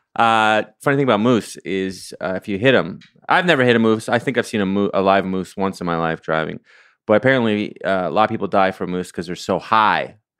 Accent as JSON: {"language": "English", "town": "Ottawa", "region": "Ontario", "country": "Canada", "tie": "born or raised there", "moved": "yes", "said": "I grew up in Ottawa, which is the capital of Canada."}